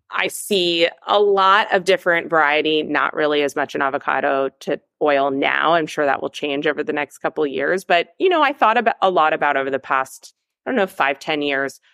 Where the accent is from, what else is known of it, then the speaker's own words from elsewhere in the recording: Los Angeles, California, United States; now in New York City, United States; growing up in Los Angeles, California, actually, Mrs. Gooch was my neighbor growing up